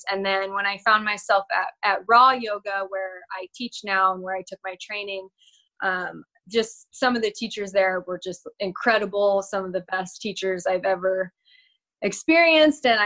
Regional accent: Northern California, United States; also born or lived in San Diego; now in Huntington Beach, United States; I grew up in California, in Northern California, actually, um, where we are now at my at my dad's house, and I lived up here until I was 18

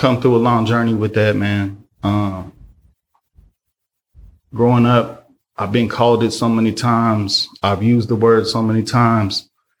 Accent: Oakland, California, United States; I'm from the world. I'm here. I'm from the soil. I'm from Oakland.

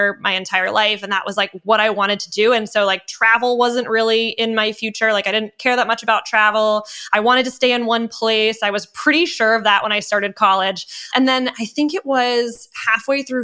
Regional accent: New England, United States; moved away as an adult; also born or lived in Seattle; I grew up in New England

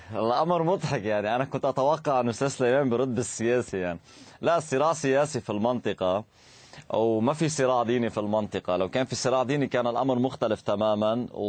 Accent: Lebanon; انا عندنا مشكله بلبنان

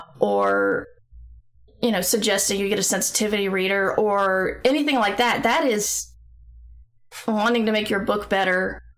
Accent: the South, United States; accent: Southern; all I know is I've tried to suppress my Southern accent for so long, it's hard for me to actually do a Southern accent.

